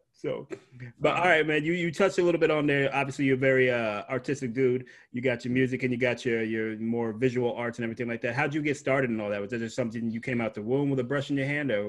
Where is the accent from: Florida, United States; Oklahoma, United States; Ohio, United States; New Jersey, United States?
Ohio, United States; they come from my home state of Ohio